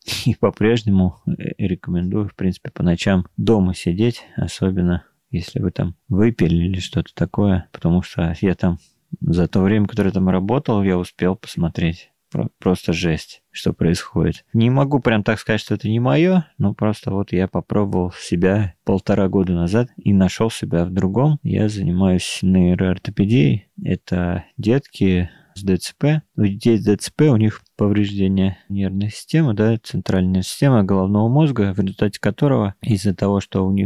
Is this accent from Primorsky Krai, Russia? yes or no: no; Moscow, Russia; Мы говорим, нет, мы из Москвы.